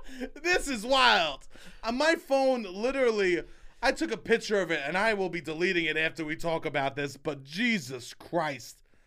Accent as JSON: {"language": "English", "region": "New York", "country": "United States", "said": "I'm from New York"}